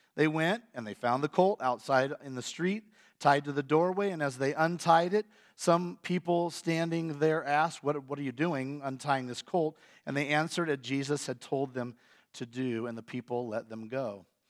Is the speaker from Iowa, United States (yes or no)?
yes; Iowa, United States; moved away; I'm from Iowa